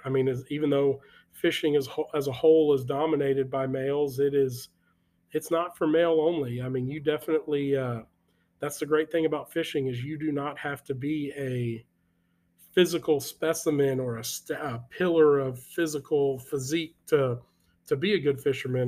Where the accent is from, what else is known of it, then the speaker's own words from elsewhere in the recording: Texas, United States; we're from Texas